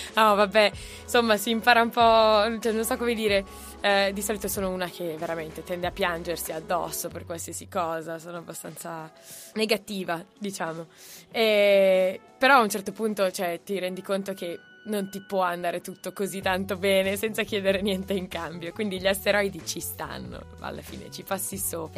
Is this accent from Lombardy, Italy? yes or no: yes; Brianza, Lombardy, Italy; la tappa più difficile è stata in realtà partire da, dalla Brianza